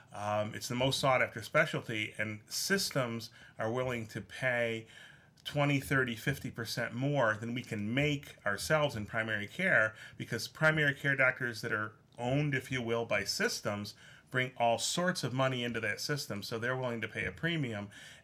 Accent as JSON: {"language": "English", "town": "Clifton Springs", "region": "New York", "country": "United States", "tie": "born or raised there", "said": "I grew up in Clifton Springs, which is just one town over. Both of my parents worked as an x-ray technician and nurse at the hospital in Canandaigua."}